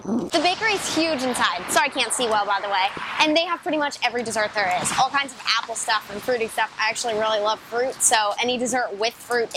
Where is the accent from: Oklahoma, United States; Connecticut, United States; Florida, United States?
Florida, United States; moved away as an adult; now in Los Angeles, United States; We're originally from Florida, but we've been in LA for the past 6 years.